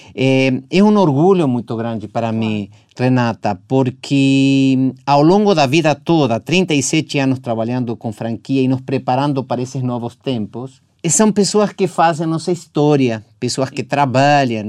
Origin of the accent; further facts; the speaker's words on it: Argentina; now in Brazil; Argentina, da minha terra